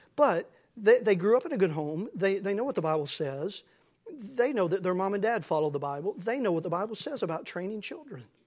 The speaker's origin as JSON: {"language": "English", "country": "United States", "said": "as American Christians"}